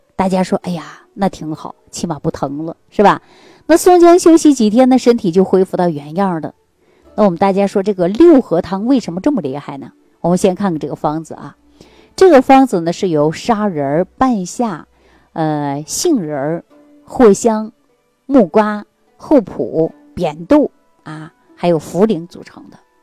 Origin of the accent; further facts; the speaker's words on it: China; 对于我们中国人的体质来讲